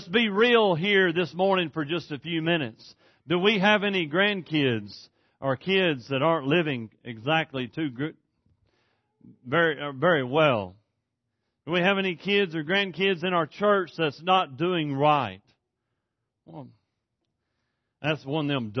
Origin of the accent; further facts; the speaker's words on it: East Texas, United States; moved away as an adult